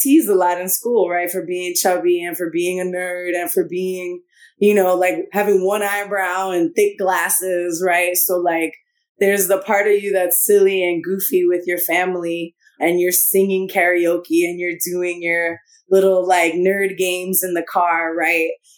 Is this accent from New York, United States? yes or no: yes; New York City, New York, United States; I grew up in the Bronx, the North Bronx